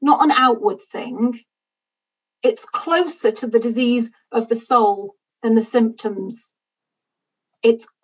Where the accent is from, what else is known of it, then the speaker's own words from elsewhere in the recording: United Kingdom; I'm British